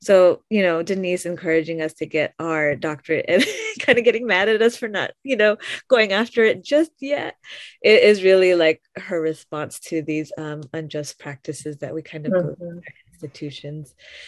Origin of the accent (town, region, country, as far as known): Philippines